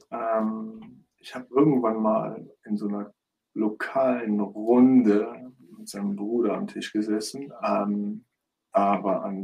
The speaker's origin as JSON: {"language": "German", "town": "Düren", "region": "North Rhine-Westphalia", "country": "Germany", "said": "Die sind in Köln, ich komme aus Düren, das liegt ungefähr 40, 50 Kilometer von Köln entfernt."}